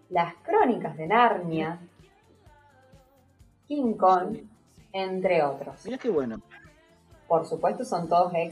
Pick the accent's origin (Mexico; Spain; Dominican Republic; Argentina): Argentina; no es como nosotros argentinos, como por ejemplo los españoles